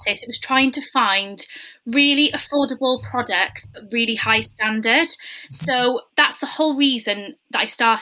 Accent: Newport, Wales, United Kingdom; I'm originally from Malpas

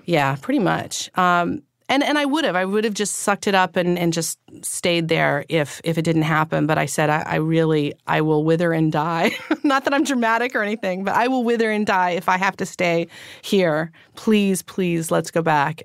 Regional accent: Northern California, United States; also born or lived in Los Angeles / Paris; now in New York, United States; I was born in Northern California

